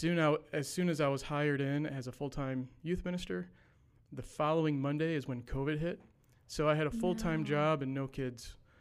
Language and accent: English; Detroit, Michigan, United States; moved away as an adult; now in Clarksville, United States; So I was born and raised in Detroit, Michigan. My entire life, for the first 37 or 38 years of my life, went to church at Lincoln Park.